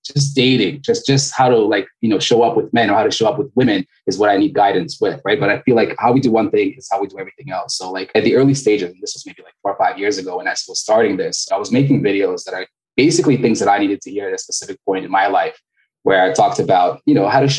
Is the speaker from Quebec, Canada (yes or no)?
yes; Montreal, Quebec, Canada; moved away as an adult; now in Florida, United States; I'm originally Canadian. I'm from Montreal. Originally, I've been doing back and forth for a little while, but based in Florida right now.